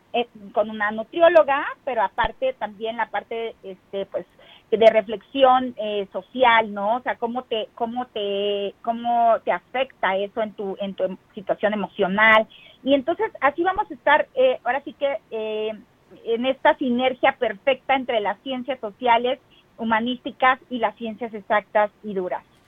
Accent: Huasteca Potosina, San Luis Potosí, Mexico; also born or lived in Ciudad Valles; now in Mexico City, Mexico; todos mis huastecos potosinos que tanto amo mi tierra

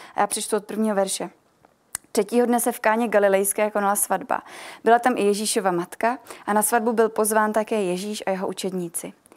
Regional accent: Milovice, Central Bohemian Region, Czechia; jsem z Milovic

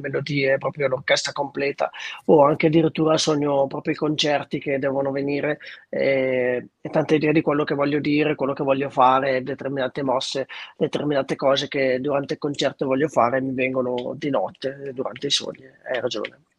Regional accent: Treviglio, Lombardy, Italy; nella mia città natale che è Treviglio

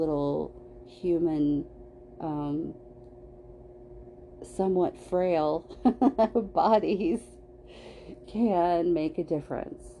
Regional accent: California, United States; moved away; I was growing up in California, and when I moved away from there

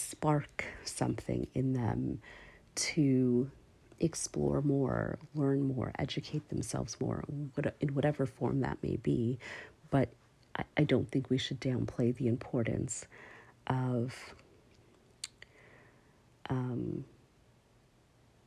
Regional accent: Canada; I'm from Canada

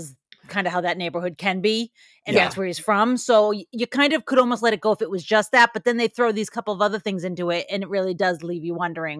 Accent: Boston, Massachusetts, United States

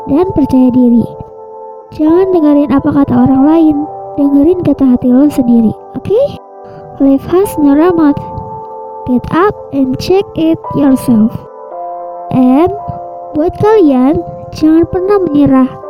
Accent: Bogor, West Java, Indonesia; Sebelumnya kenalin … Umur gue 20 tahun Gue asal Bogor

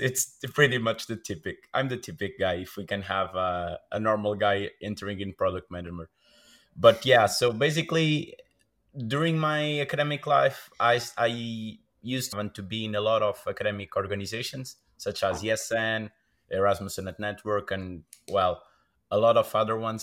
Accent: Braga, Norte, Portugal; I'm from Braga, born and raised.

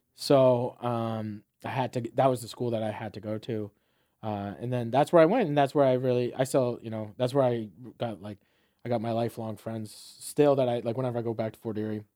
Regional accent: Fort Erie, Ontario, Canada; moved away as an adult; also born or lived in Saint John, New Brunswick / Dartmouth, Nova Scotia / London, Ontario / St. Thomas, Ontario; growing up in Fort Erie

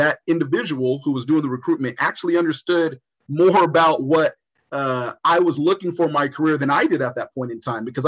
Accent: Los Angeles, California, United States; I grew up in Los Angeles. I wanted to stay in Los Angeles.

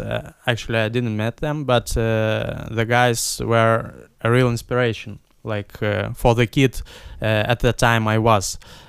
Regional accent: Vilnius, Vilnius County, Lithuania; English is a second language; also born or lived in Ukraine; But yeah, I came from Ukraine, but I don't remember Ukrainian. I speak for a long time Russian, but now I'm speaking English and Lithuanian.

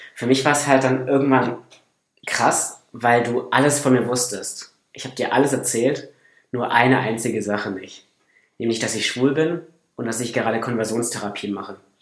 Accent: Northern Black Forest, Baden-Württemberg, Germany; moved away; komme aus dem Nordschwarzwald

